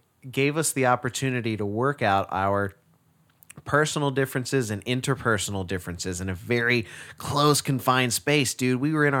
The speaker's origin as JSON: {"language": "English", "town": "Garland", "region": "Texas", "country": "United States", "said": "Yeah, I'm from Garland, yeah."}